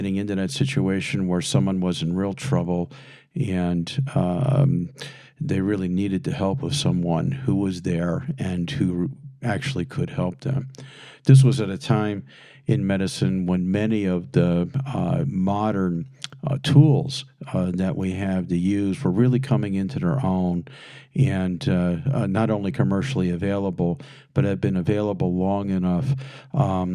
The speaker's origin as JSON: {"language": "English", "town": "Philadelphia", "region": "Pennsylvania", "country": "United States", "moved": "as an adult", "said": "I was a Yankee from Philadelphia in a Ford Escort"}